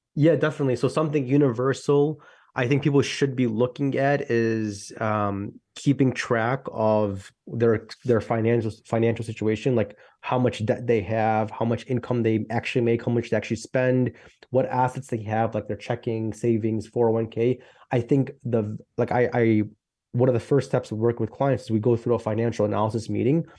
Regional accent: Chicago, Illinois, United States; I'm from Chicago, Illinois.

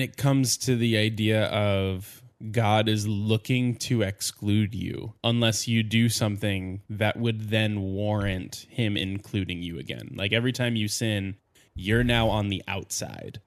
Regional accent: New Jersey, United States; I grew up in New Jersey, which is extremely Catholic

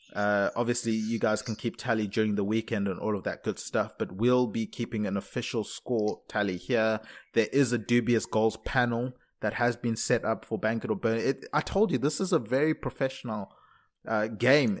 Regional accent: South Africa; also born or lived in Zimbabwe; now in London, United Kingdom; being born in Zimbabwe, growing up in South Africa, living in London

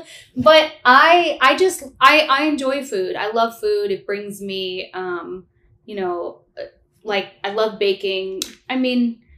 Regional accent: St. Louis, Missouri, United States; moved away as an adult; now in New York, United States; So I was born and raised in St. Louis, Missouri. That's why I'm so hospitable.

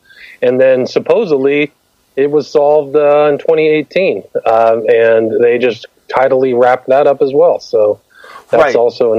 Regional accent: Palo Alto, California, United States; Well, I grew up in Palo Alto, so I'm very familiar with Stanford University.

